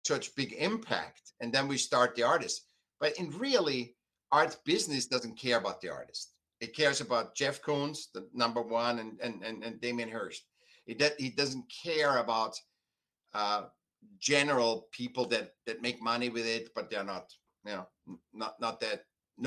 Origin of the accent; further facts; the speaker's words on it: Vienna, Austria; now in United States; I was born in Vienna, you know, very classical art, a lot of classical art and stuff. Then I came to America